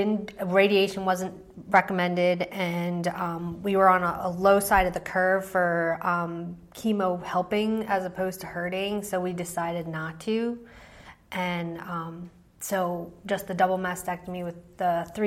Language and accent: English; outside Philadelphia, Pennsylvania, United States; I grew up in Pennsylvania, outside Philly